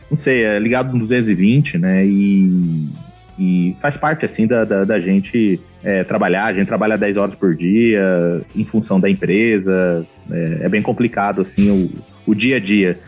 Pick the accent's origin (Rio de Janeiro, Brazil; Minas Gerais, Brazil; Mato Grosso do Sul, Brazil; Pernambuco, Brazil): Mato Grosso do Sul, Brazil; Campo Grande; also born or lived in Porto Alegre, Brazil; Eu sou de Campo Grande, Mato Grosso do Sul